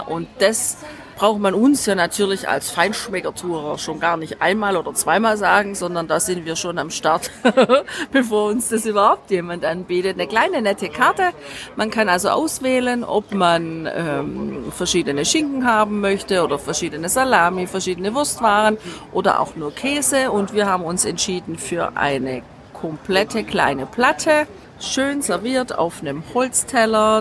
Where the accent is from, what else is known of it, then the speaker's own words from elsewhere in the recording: Germany; bei uns zu Hause in Deutschland